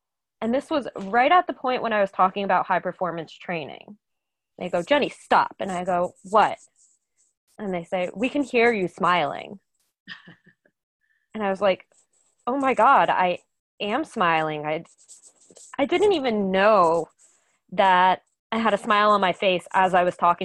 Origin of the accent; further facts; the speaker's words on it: New Jersey, United States; moved away as an adult; now in Boston, United States; I'm from New Jersey originally, but moved to Boston about 5 years ago.